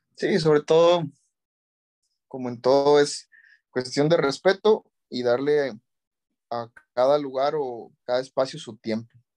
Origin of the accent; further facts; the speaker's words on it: Mexico; como mexicanos debemos conocer